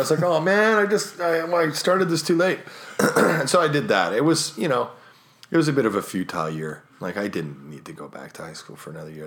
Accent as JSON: {"language": "English", "town": "Winnipeg", "region": "Manitoba", "country": "Canada", "tie": "born or raised there", "said": "I was born in Winnipeg"}